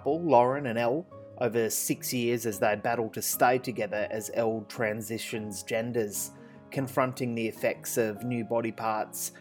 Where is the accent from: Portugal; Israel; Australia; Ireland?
Australia; Western Australia; We're all from Western Australia here